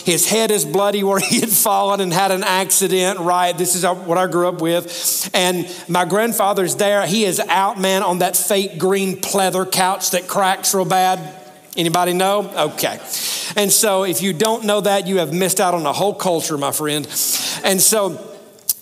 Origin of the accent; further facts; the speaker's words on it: Alabama, United States; now in Tennessee, United States; I live in Tennessee now, but I grew up in Alabama